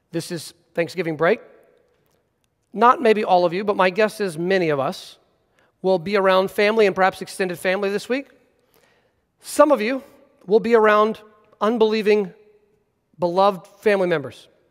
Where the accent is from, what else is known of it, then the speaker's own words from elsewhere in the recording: United States; as American Christians